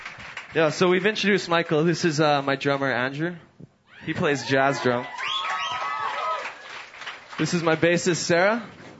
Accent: Edmonton, Alberta, Canada; we're obviously from Edmonton.

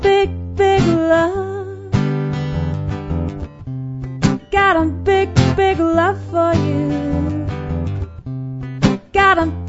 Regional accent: Edson, Alberta, Canada; moved away; Edson, Alberta, where I was born

